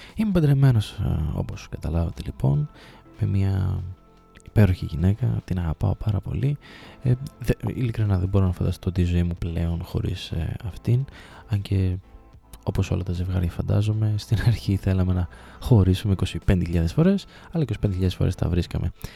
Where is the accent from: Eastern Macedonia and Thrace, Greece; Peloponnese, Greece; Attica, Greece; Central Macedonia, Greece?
Central Macedonia, Greece; Thessaloniki; moved away as an adult; also born or lived in Trikala / Sparta; Γεννήθηκα και μεγάλωσα στη Θεσσαλονίκη μέχρι τα 18 μου χρόνια.